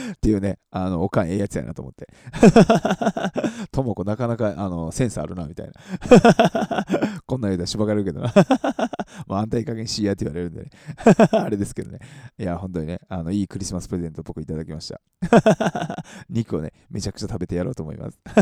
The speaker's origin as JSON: {"language": "Japanese", "town": "Matsusaka", "region": "Mie", "country": "Japan", "tie": "born or raised there", "moved": "yes", "said": "僕、あの、松坂市出身なんでね"}